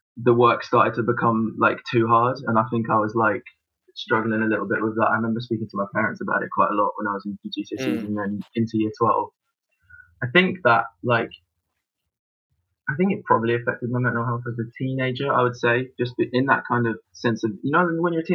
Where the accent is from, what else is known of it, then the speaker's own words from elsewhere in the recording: London, United Kingdom; also born or lived in Bow, London / France; we moved out to Wanstead when I was 8. So I went to Wanstead High